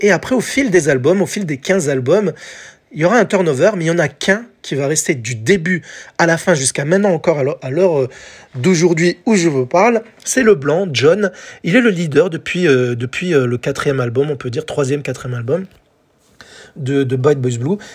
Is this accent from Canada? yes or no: no; France; chez nous, en France